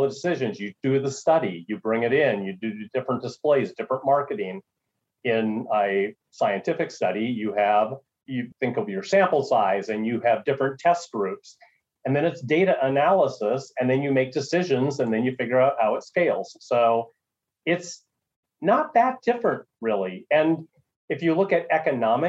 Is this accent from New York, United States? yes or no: no; Minnesota, United States; also born or lived in North Dakota; I'm from Minnesota originally, went to school in North Dakota